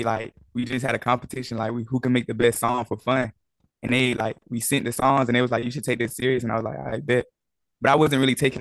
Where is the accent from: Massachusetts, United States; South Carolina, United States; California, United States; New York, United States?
South Carolina, United States; I'm from South Carolina